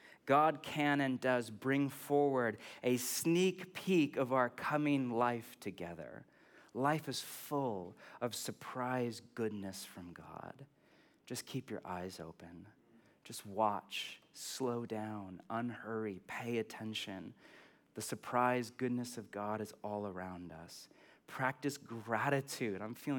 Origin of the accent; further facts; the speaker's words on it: California, United States; I'm from California. Nothing to hope for because everything is great.